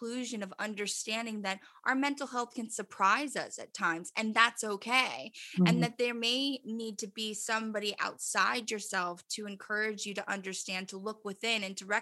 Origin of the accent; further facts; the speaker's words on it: Los Angeles, California, United States; also born or lived in United Kingdom; I was born and raised in Los Angeles